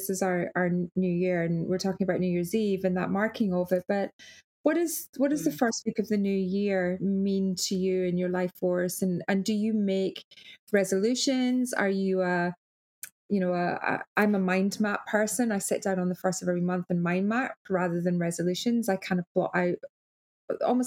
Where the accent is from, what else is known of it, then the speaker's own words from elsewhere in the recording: Arbroath, Scotland, United Kingdom; moved away as an adult; now in Australia; my hometown Arbroath